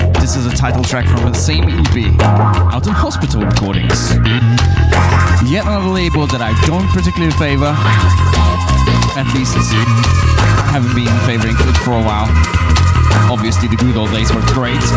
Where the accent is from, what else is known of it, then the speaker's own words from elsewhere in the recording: Budapest, Hungary; I'm from Budapest, Hungary